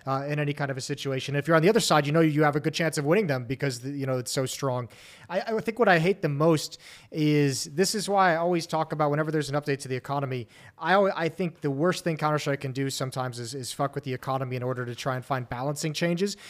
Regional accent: United States; speaking as an American

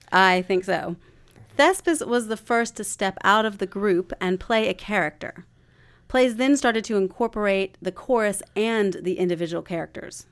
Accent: Spartanburg, South Carolina, United States; I grew up in Spartanburg, South Carolina.

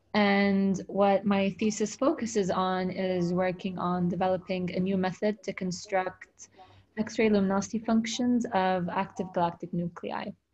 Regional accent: Dubai, United Arab Emirates; I was born and raised in Dubai

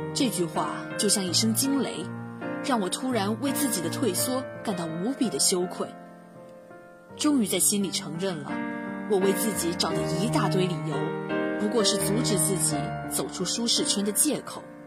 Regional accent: Quanzhou, Fujian, China; moved away as an adult; now in Nanjing, China; 来自福建泉州。我在南京大学 距离我的家乡一千零七十四公里

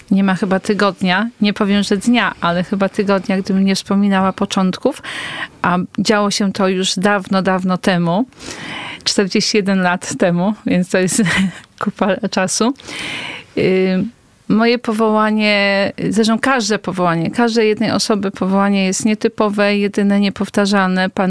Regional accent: Kuyavian-Pomeranian Voivodeship, Poland; Ja jestem, pochodzę z okolic Torunia.

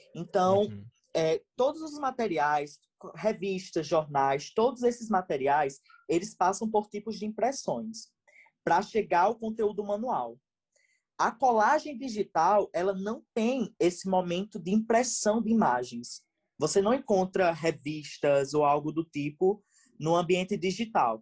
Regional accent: Rio Grande do Norte, Brazil; Sou do Rio Grande do Norte, acho que vocês perceberam pelo meu sotaque

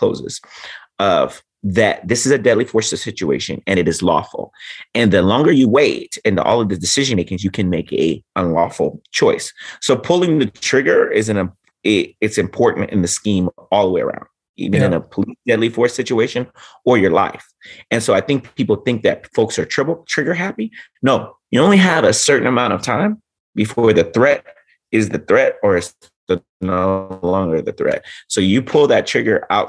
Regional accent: Los Angeles, California, United States; born and raised in Los Angeles as a kid growing up

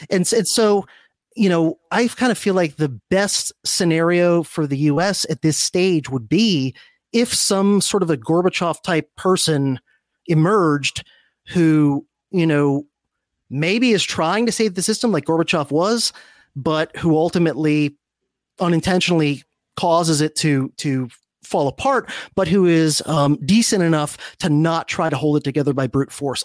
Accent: South Florida, United States; also born or lived in Miami; I grew up in South Florida

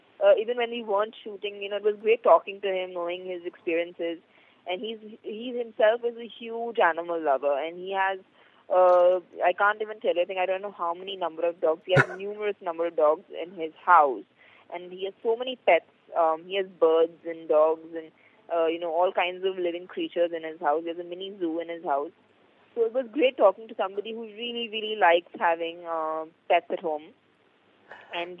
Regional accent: Mumbai, Maharashtra, India; I am basically from Mumbai

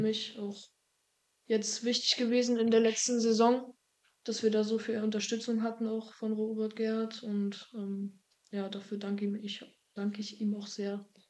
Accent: a small village near Greifswald, Mecklenburg-Vorpommern, Germany; also born or lived in Dillingen an der Donau, Bavaria; als ich ein Jahr alt war, wieder hier zurück in die Heimat gezogen. Ähm, in das Haus, wo meine Mutter auch schon früher gewohnt hatte. Ja. Alles neu renoviert und so. Und ja, seitdem wohne ich in einem kleinen Dorf Nähe Greifswald

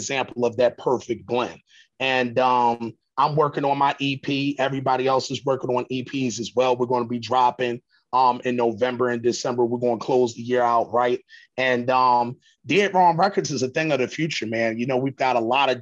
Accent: Philadelphia, Pennsylvania, United States; We're from Philly. We're from the East Coast

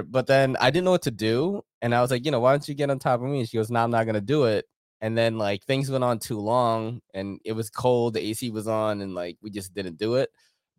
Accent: New York City, New York, United States; We're from Queens.

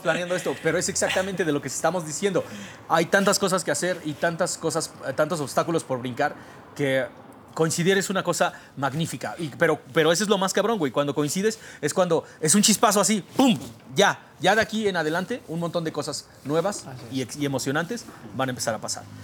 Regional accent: Mexico; Soy un mexicano muy tradicional

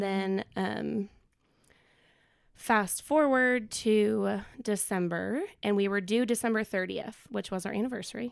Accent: Minnesota, United States; moved away as an adult; now in Knoxville, United States; I was born and raised in Minnesota

